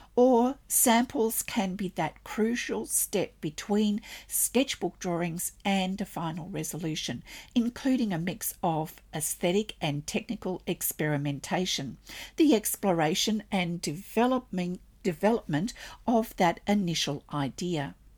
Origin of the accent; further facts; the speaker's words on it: Australia; I'm an Australian textile artist, teacher, judge